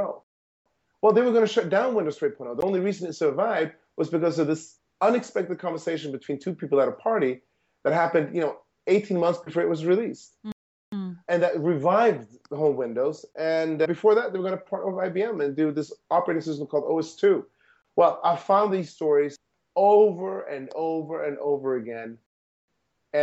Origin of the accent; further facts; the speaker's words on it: Sweden; moved away; I grew up in Sweden